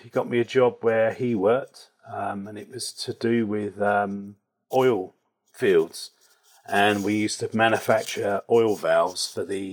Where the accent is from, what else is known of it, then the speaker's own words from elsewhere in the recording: Reading, South East England, United Kingdom; I grew up in Berkshire, in Reading in Berkshire.